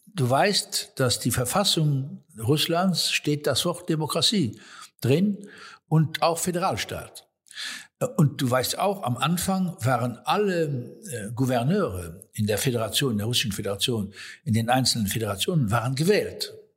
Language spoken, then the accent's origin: German; Luxembourg; Wir als Luxemburger